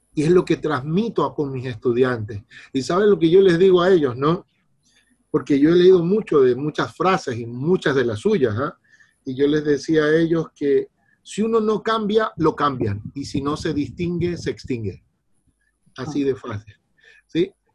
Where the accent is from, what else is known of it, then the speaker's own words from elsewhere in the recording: Guayaquil, Guayas, Ecuador; soy de Guayaquil, Ecuador.